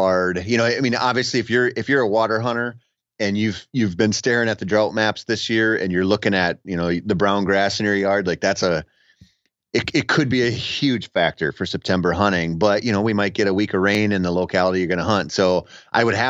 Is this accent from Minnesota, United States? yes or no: yes; Minnesota, United States; growing up in Minnesota